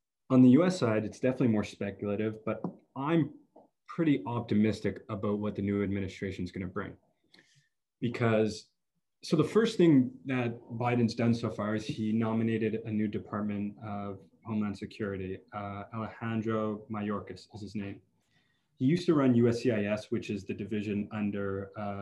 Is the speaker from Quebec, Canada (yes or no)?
yes; Montreal, Quebec, Canada; I grew up in Montreal.